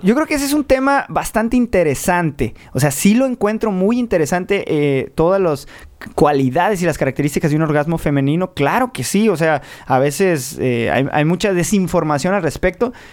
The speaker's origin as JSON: {"language": "Spanish", "town": "Tijuana", "region": "Baja California", "country": "Mexico", "said": "en Baja California, nosotros somos de Tijuana, eh, donde empieza la patria"}